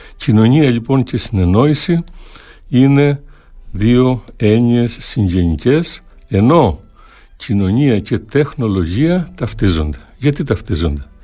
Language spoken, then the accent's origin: Greek; Viannos, Crete, Greece; στο χωριό μου στη Βιάνο, Πιτσιρίκη